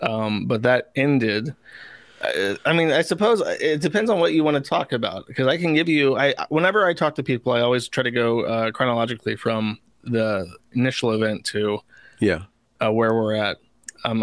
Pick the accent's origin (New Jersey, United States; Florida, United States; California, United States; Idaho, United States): Florida, United States; I was raised in Florida.